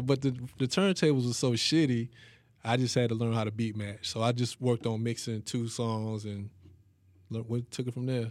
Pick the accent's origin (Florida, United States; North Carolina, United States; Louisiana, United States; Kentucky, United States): North Carolina, United States; Hendersonville; Growing up in Hendersonville, man, I don't know, like, it's a small city